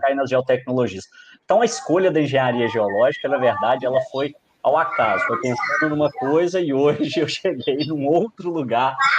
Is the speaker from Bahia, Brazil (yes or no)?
no; Minas Gerais, Brazil; also born or lived in Rio Claro, São Paulo; eu sou mineiro